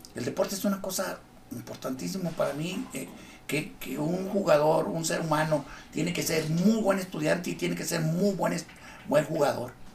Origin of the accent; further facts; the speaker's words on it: Torreón, Coahuila, Mexico; also born or lived in Acapulco, Guerrero / Río Bravo / Mexico City; Yo llegué el 18 de marzo a cuarto de primaria. Nací, viví un tiempo muy corto en Acapulco y de ahí nos llevaron a México porque cambiaron a mi papá y empezó el peregrinar de ahí, venimos aquí, y mi papá dijo, aquí vamos a quedarnos. Este es el lugar que para mí es el ideal, el ambiente, la gente. El clima nos gustó, que, siempre fue muy extremoso como siempre, pero todos nos aclimatamos